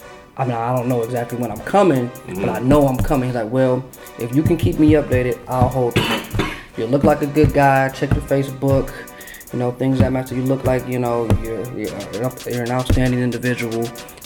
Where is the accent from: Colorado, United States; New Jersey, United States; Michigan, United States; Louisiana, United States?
Michigan, United States; Detroit; Born and raised. That's about it. West Side, … area.